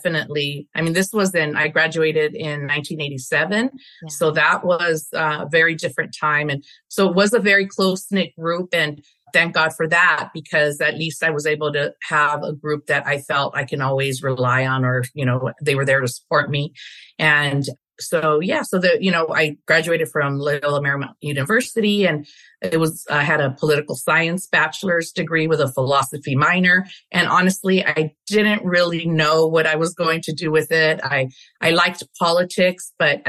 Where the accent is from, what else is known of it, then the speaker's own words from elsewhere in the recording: Los Angeles, California, United States; We grew up we settled in Boyle Heights area of LA. And so that's where I grew up.